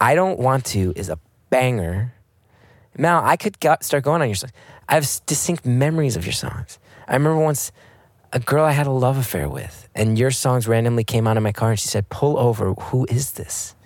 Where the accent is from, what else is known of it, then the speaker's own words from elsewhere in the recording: United States; as an American